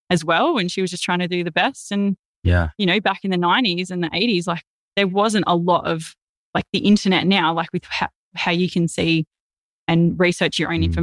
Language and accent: English; Melbourne, Victoria, Australia; born there; also born or lived in east coast of Australia; I lived lots of different places, like all up and down the east coast of Australia. Uh, I was born in Melbourne, and I've lived in over fifty houses.